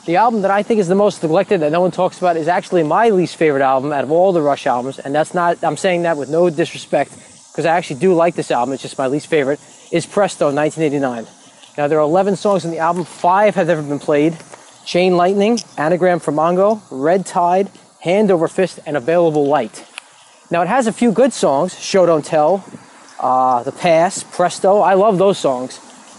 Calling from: Baldwin, New York, United States; I'm calling in from Baldwin, New York.

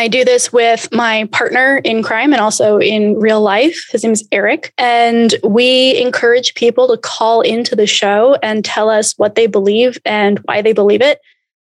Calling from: Austin, Texas, United States; also born or lived in Portland; I am in Austin, Texas.

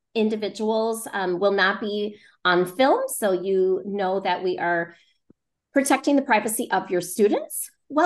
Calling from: Michigan, United States; I am zooming in from Michigan

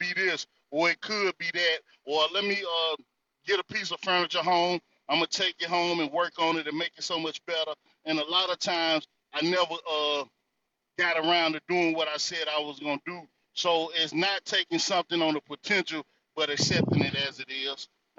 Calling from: North Carolina, United States; I'm coming from the North Carolina territory

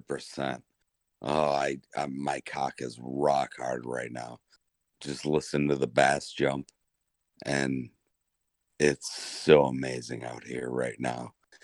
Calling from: Oklahoma City, Oklahoma, United States; Oh, I'm in Oklahoma City, or just outside of Oklahoma City. I got 60 acres out here.

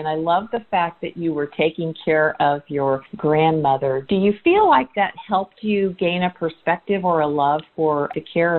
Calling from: Indiana, United States; I'm calling you from Indiana for this podcast today

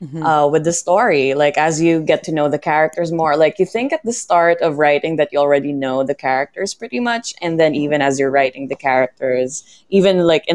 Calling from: Philippines; I'm calling in from the Philippines.

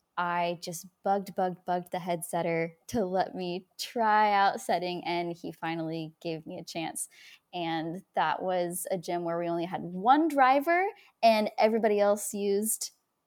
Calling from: Portland, Oregon, United States; I'm here in Portland, Oregon.

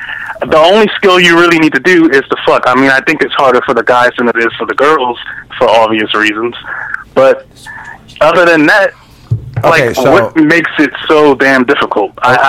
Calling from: Maryland, United States; calling back from Maryland.

